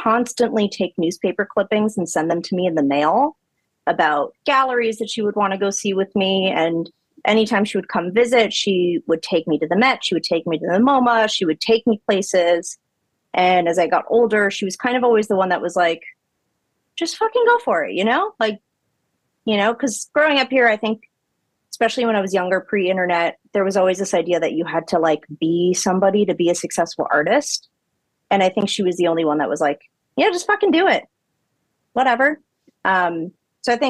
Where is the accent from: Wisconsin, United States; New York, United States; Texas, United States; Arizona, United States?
New York, United States; New York City; I grew up in a neighborhood called Yorkville uptown.